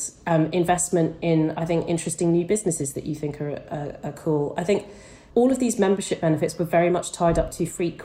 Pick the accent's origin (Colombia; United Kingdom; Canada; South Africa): United Kingdom; I'm British